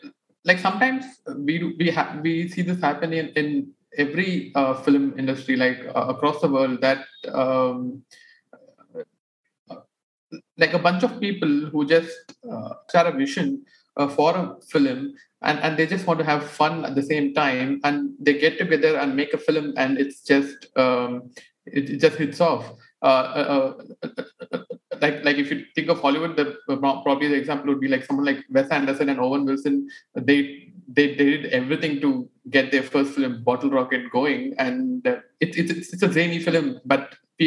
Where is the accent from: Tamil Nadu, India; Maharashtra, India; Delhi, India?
Maharashtra, India; Mumbai; I grew up in Bombay